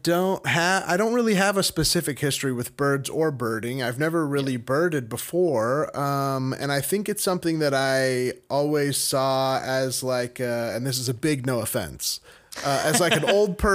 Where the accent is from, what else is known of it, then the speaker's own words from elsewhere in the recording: a suburb outside Sacramento, California, United States; also born or lived in Long Beach, California; I was born in Long Beach and grew up in a suburb outside Sacramento. It was a very small place when I moved there and was sort of rapidly growing.